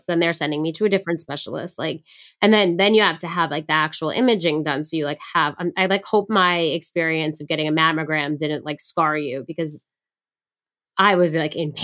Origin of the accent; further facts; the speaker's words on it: Long Island, New York, United States; we grew up on Long Island